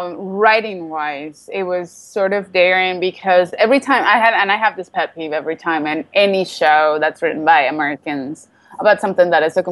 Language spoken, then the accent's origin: English; Venezuela; moved away; coming from Venezuela, where voodoo, it's actually practiced.